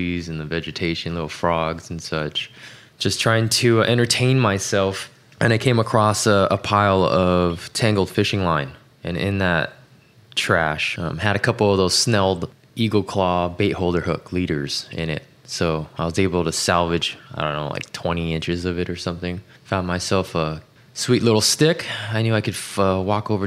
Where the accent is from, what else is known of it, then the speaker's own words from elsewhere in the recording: Los Angeles, California, United States; also born or lived in Tacoma, Washington; I was born in Tacoma, Washington, but grew up in the LA area since I was five